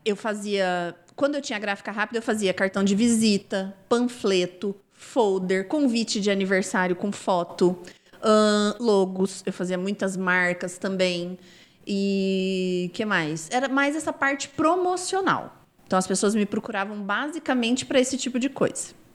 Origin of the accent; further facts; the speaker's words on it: Londrina, Paraná, Brazil; moved away as an adult; also born or lived in Rondônia; Eu nasci numa cidade no interior do Paraná, perto de Londrina. Tinha 3 mil habitantes